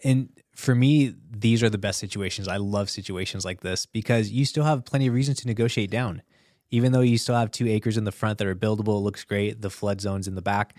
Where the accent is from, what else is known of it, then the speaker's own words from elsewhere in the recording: Southern California, United States; I'm from Southern California